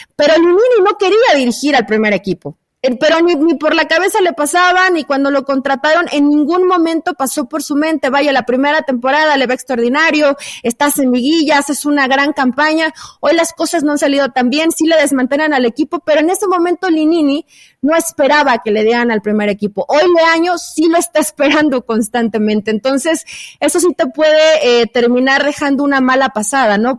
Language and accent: Spanish; Mexico; yo como mexicana